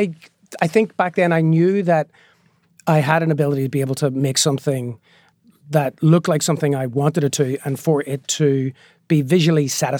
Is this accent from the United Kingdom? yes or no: yes; Northern Ireland, United Kingdom; growing up in Northern Ireland, we used to joke that we were bilingual because we could speak both Catholic and Protestant.